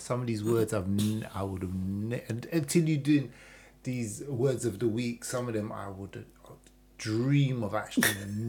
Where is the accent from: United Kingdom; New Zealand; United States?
United Kingdom; So as British black people